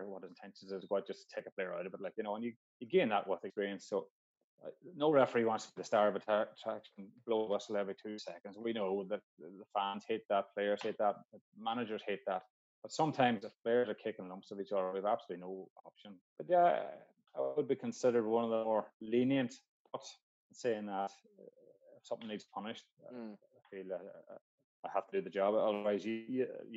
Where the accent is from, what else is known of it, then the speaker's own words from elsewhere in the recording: Donegal, Ulster, Ireland; I grew up playing football in Donegal, playing Gaelic in Donegal.